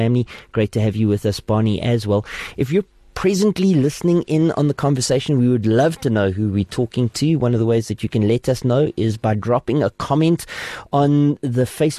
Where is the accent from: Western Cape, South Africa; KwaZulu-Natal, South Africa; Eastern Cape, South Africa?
Eastern Cape, South Africa; Port Elizabeth; now in Gauteng, South Africa; I'm originally from the Eastern Cape, from Port Elizabeth now